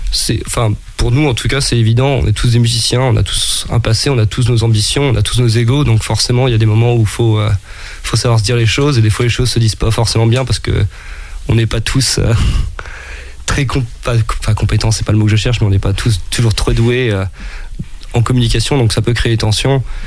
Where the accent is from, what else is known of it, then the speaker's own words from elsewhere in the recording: Brest, Brittany, France; je viens de Brest, donc euh, la vie côtière, c'est un peu le, le, cadre dans lequel j'ai grandi